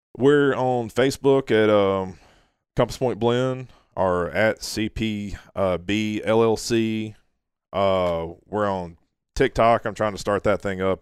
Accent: Orange Beach, Alabama, United States; also born or lived in Orlando; I grew up in Orange Beach, you know, I've literally been fishing, you know, all my life.

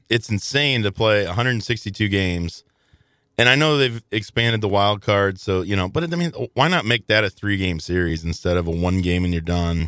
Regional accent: Southern Illinois, United States; growing up in Southern Illinois

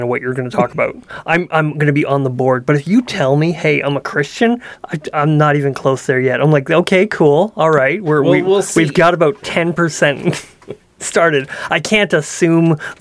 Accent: Canada; I'm a Canadian

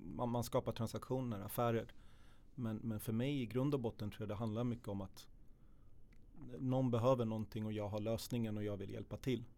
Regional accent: Södertälje, Stockholm County, Sweden; född och uppväxt i Södertälje, i Hopsjö

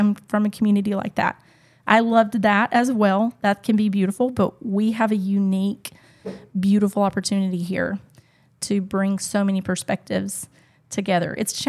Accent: the Bible Belt, United States; now in Casablanca, Morocco; I come from the Bible Belt.

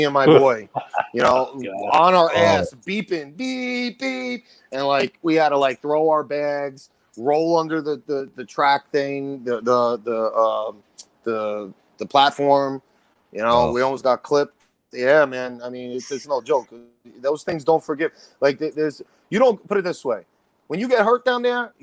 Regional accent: Yonkers, New York, United States; also born or lived in White Plains / Westchester; I was born in Yonkers

